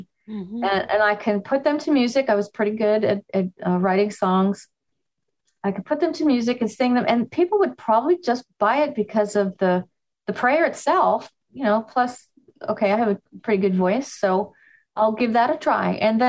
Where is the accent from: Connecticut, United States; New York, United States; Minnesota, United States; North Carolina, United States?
New York, United States; I'm from New York. I can do better.